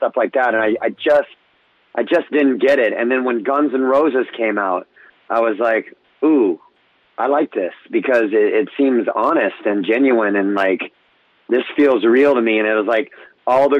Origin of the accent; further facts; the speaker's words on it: Orange County, California, United States; I grew up in Orange County, California.